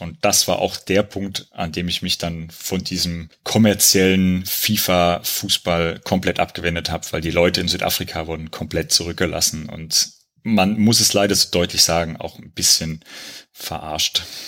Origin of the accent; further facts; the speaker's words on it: Gera, Thuringia, Germany; moved away; Ich bin in Gera geboren und wie der Lars in der letzten Wismut-Folge schon gesagt hat, da bin ich zur WSG Wismut Gera auch gegangen, bin bis zum Abitur in Gera gewesen